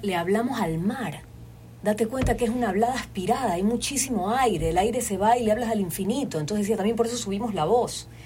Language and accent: Spanish; Guayaquil, Guayas, Ecuador; accent: Guayaquileño; te estoy hablando con mi acento guayaquileño